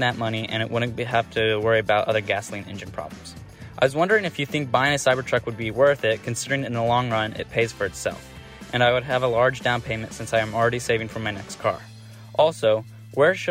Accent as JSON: {"language": "English", "town": "Columbus", "region": "Ohio", "country": "United States", "said": "I'm from Columbus, Ohio."}